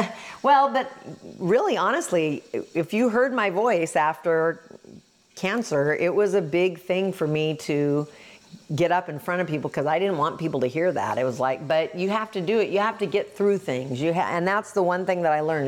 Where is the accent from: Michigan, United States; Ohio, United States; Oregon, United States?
Oregon, United States; I'm the girl from Oregon